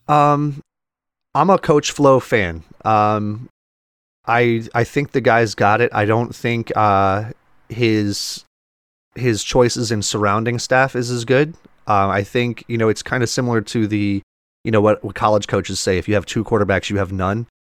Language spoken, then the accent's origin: English; South Florida, United States; growing up in South Florida